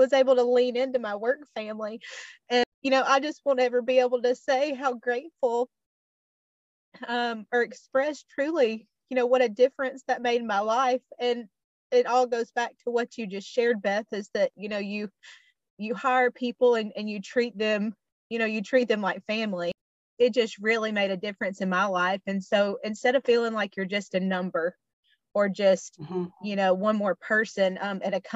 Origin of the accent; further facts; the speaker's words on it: Alabama, United States; moved away; move back to my home state of Alabama